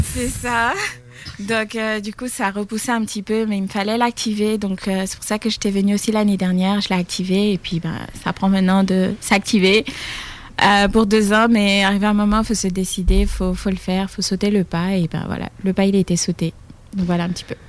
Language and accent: French; Côte d’Ivoire; also born or lived in France; now in Quebec City, Canada; Je viens de France et je suis originaire de Côte d'Ivoire